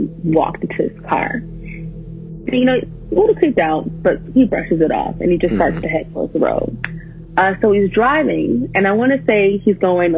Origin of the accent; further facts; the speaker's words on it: New Mexico, United States; I'm 19 and I'm from New Mexico